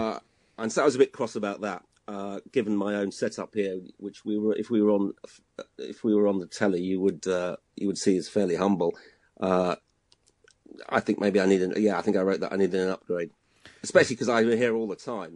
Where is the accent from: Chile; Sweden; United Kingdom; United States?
United Kingdom; Hull, Yorkshire and the Humber; moved away; I'm from Hull uh, and then going back up there for Christmas